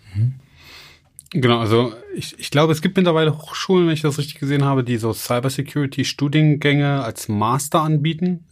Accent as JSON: {"language": "German", "region": "Baden-Württemberg", "country": "Germany", "said": "bei uns in Baden-Württemberg"}